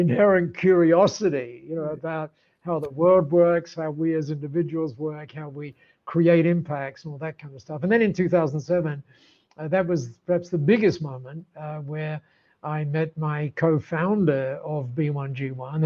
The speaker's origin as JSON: {"language": "English", "town": "Dover", "region": "South East England", "country": "United Kingdom", "tie": "born or raised there", "moved": "as an adult", "lives_now": "Australia", "said": "I was born down there in Dover, very close to Dover."}